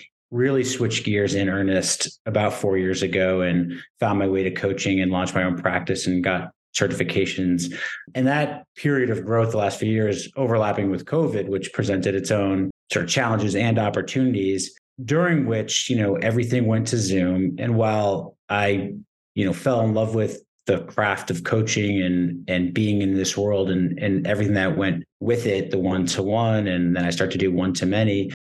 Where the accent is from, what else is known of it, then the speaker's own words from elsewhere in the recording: Newton, Massachusetts, United States; moved away as an adult; now in Brooklyn, United States; I grew up right outside Boston in a city called Newton